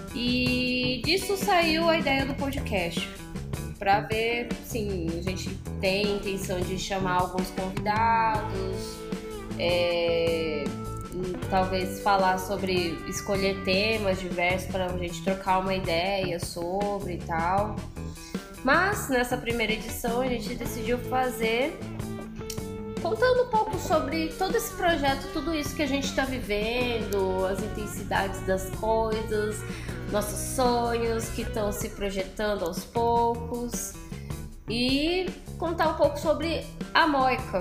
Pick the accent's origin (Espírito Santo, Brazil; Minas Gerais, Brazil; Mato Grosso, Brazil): Mato Grosso, Brazil; Cuiabá; now in São Paulo, Brazil; eu sou de Cuiabá